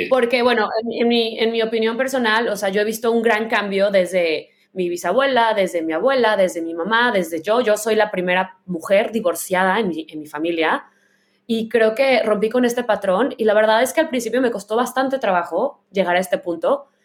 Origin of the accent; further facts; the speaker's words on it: Guadalajara, Jalisco, Mexico; now in San Francisco, United States; que soy de Guadalajara y crecí ahí, que vivo en la ciudad más liberal de, las más liberales del mundo y de Estados Unidos